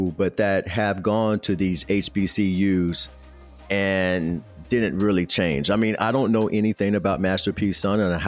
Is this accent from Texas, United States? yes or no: no; Kansas City, Missouri, United States; I'm from Kansas City, Missouri. So I grew up rooting for Mizzou